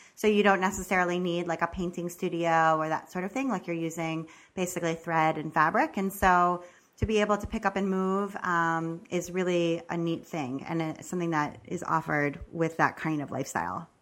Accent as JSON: {"language": "English", "region": "Maryland", "country": "United States", "moved": "yes", "said": "I'm also originally from Maryland"}